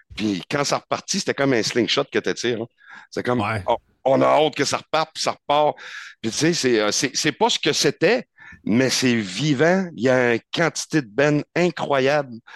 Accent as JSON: {"language": "French", "town": "Cap-Chat", "region": "Quebec", "country": "Canada", "tie": "born or raised there", "also_born_or_lived": "Rimouski", "moved": "yes", "lives_now": "Quebec City, Canada", "said": "je suis natif de Capcha"}